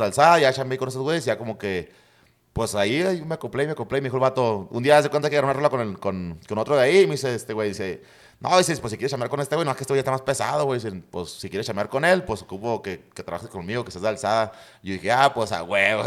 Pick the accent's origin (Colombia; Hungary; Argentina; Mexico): Mexico; San Luis; me cambié a la colonia Reforma, güey. Y ahí ya, ya crecí en la Reforma